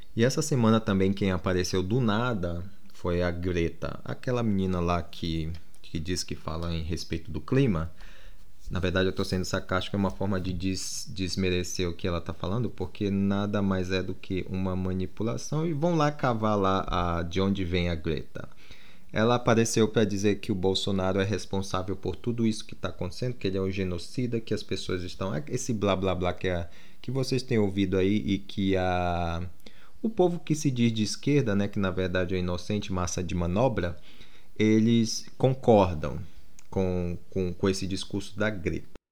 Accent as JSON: {"language": "Portuguese", "region": "Amazonas", "country": "Brazil", "tie": "born or raised there", "also_born_or_lived": "Manaus", "moved": "yes", "lives_now": "United Kingdom", "said": "eu nasci no Amazonas, para quem não sabe, e morei lá até 2007"}